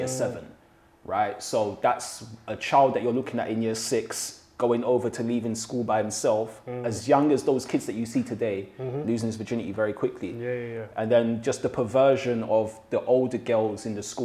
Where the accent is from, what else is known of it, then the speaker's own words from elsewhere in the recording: London, United Kingdom; also born or lived in Shepherd's Bush, London; I lived in West London. So I'm originally from Ladbroke Grove and I moved to Shepherd's Bush.